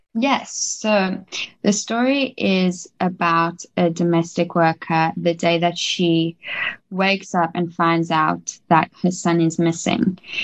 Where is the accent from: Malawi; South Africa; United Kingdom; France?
South Africa; Johannesburg, Gauteng; moved away as an adult; also born or lived in New York, United States / Los Angeles, United States; I was born in South Africa my whole life, raised in Johannesburg, and my parents are South African